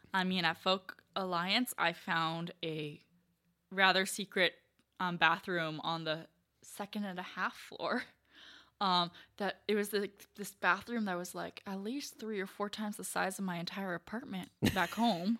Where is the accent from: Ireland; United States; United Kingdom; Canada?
Canada; I'm from Canada